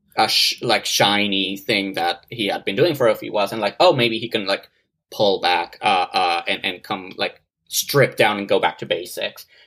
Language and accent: English; Mexico City, Mexico; moved away; I grew up in Mexico City, uh, was born in Mexico City and grew up, like, around there, uh, like, all my, uh, childhood and and teenage